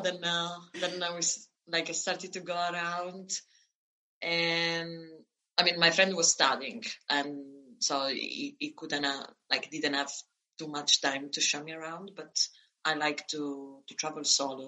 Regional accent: northern Italy, Italy; moved away as an adult; also born or lived in Florence, Italy; now in Lithuania; born in the south, grew up in uh, in the north

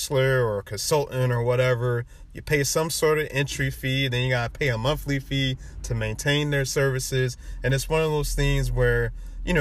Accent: Fayetteville, United States; moved away; from being from Fayetteville, you know, folks still there, you know, folks still stuck. You know, I love my hometown

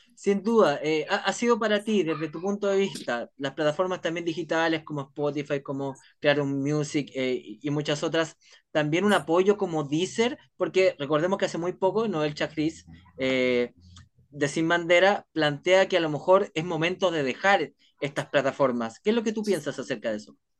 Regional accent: Chile; así somos los chilenos

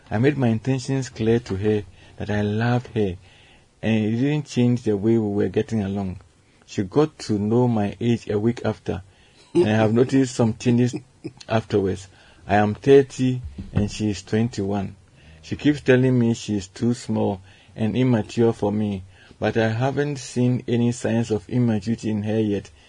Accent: Madina, Greater Accra, Ghana; from Madina.

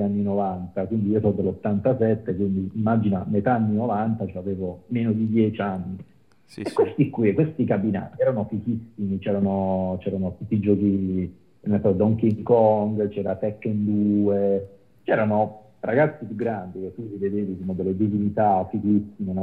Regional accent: Apulia, Italy; io sono pugliese

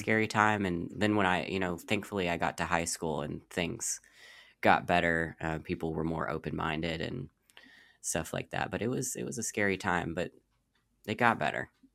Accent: Louisville, Kentucky, United States; I'm from, born and raised in Louisville, Kentucky

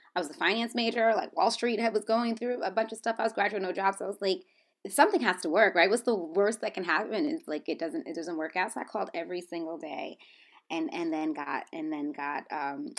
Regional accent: New York, United States; also born or lived in Washington, D.C.; I'm a New Yorker, I'm first generation American

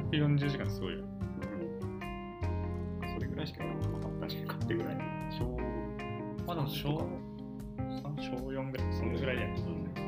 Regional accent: Miyagi, Japan; 宮城県がコラボしてますよっていうニュースを地元出身なんで

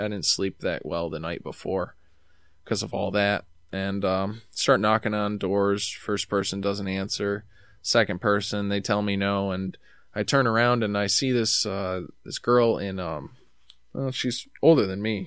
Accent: New York, United States; I'm from New York

